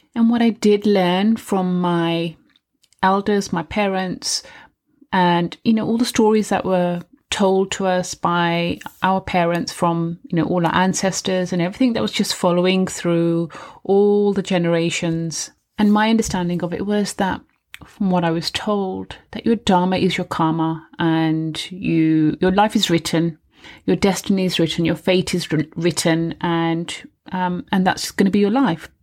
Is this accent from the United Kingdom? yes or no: yes; United Kingdom; I was living in the U K, I was born in the U K